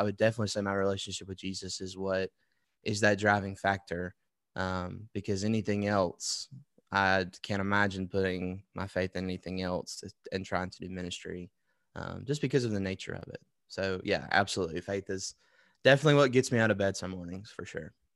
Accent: Wetumpka, Alabama, United States; I'm from Wetumpka, Alabama, which is outside of Montgomery, and my parents still live there

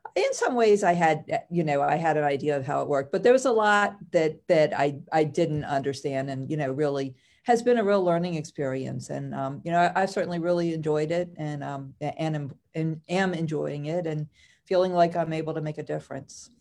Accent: Howard County, Maryland, United States; also born or lived in Baltimore County, Maryland; I actually grew up in Howard County.

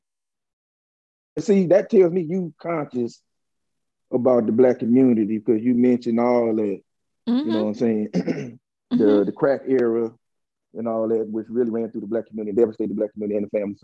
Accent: Dallas, Texas, United States; moved away as an adult; also born or lived in Pontiac, Michigan; I'm really from Dallas

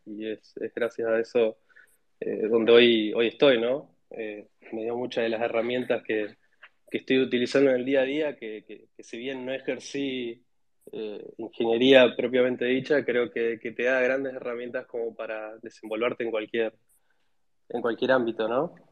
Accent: Neuquén, Argentina; also born or lived in Cutral Có, Neuquén; yo soy nacido en, en Neuquén, en una, una ciudad chica que se llama Cutralcó, pero después estuve viviendo gran parte de mi vida en Neuquén Capital

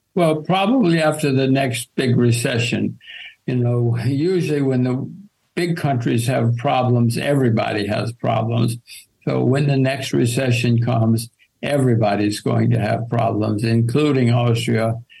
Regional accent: United States; I'm an American

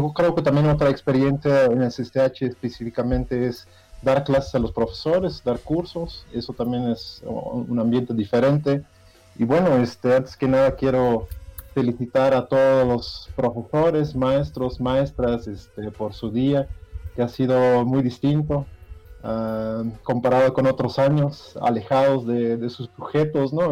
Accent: Belgium; moved away as an adult; now in Mexico; soy de Bélgica

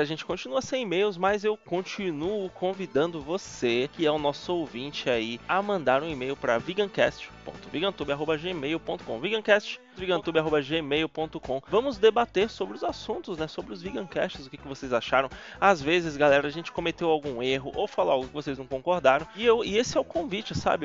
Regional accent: Northeast Region, Brazil; ali no Nordeste, minha terra natal

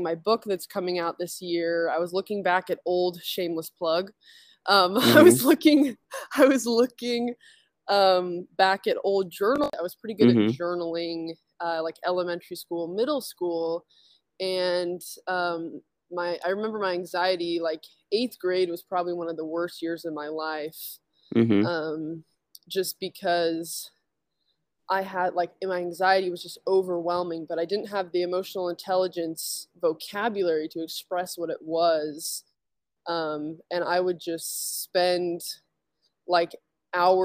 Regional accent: Utah, United States; I grew up in Utah.

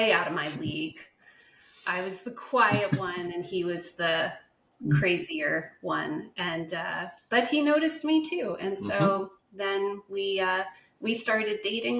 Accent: Ridgewood, New Jersey, United States; born in Ridgewood, New Jersey, and that's where I spent most of my childhood

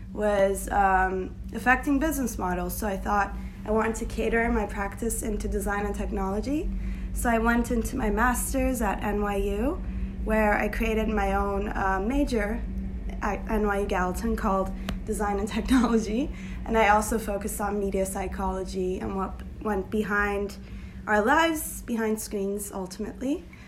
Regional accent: Turkey; moved away as an adult; now in New York, United States; I am born and raised in Turkey, uh, but I've been living in New York for the last eight years of my life.

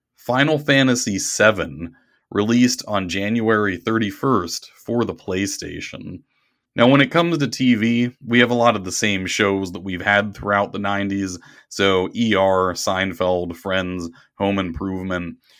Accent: Pittsburgh, Pennsylvania, United States; I grew up in the Pittsburgh area

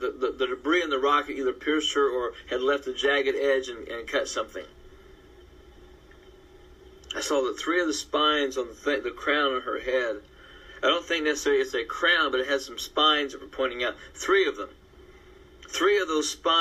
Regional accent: United States; I'm an American

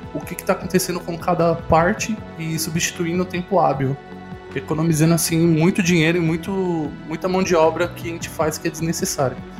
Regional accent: Santo André, São Paulo, Brazil; eu sou de Santo André

